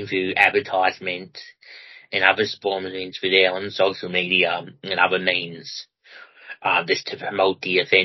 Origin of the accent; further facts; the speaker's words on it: Melbourne, Victoria, Australia; now in Ballarat, Australia; I come from Ballarat personally myself at the moment and grew up in Melbourne